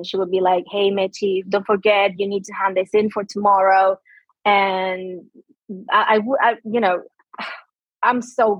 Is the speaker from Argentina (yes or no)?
yes; Argentina; English is a second language; So growing up here in Argentina, the thing is, most people, especially like most doctors, they don't even know what ADHD is.